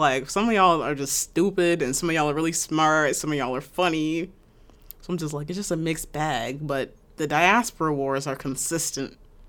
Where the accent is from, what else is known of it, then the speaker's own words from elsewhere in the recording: Canada; They said I'm not black enough because I'm Canadian.